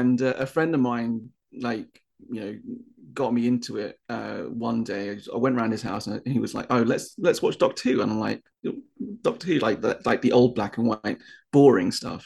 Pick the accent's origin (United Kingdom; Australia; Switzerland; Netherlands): United Kingdom; moved away; being a Brit